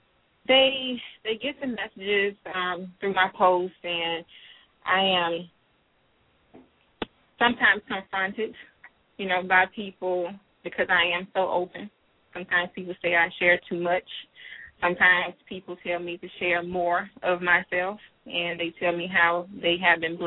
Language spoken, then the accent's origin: English; Monroe, Louisiana, United States; moved away as an adult; now in Atlanta, United States; I'm a Southern girl. I grew up in Monroe, Louisiana